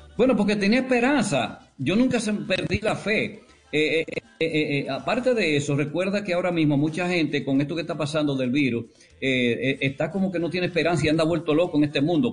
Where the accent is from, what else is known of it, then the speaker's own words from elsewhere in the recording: La Vega, Dominican Republic; moved away; also born or lived in San Francisco de Macorís / Puerto Rico; yo soy de La Vega